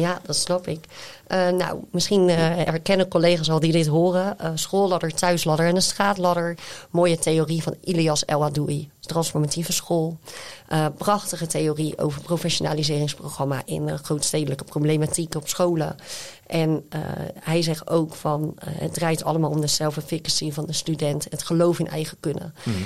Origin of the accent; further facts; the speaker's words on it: Zevenhuizen, South Holland, Netherlands; Ik kom zelf dan uit Zevenhuizen